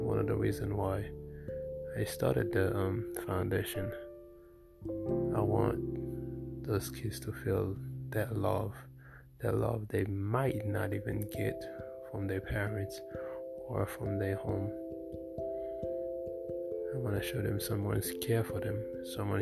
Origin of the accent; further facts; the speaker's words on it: Haiti; moved away; when I was growing up in Haiti